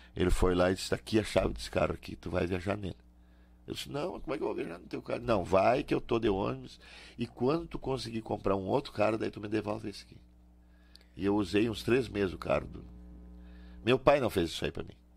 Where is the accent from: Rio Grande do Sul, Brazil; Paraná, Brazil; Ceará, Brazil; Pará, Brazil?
Rio Grande do Sul, Brazil; nós gaúcho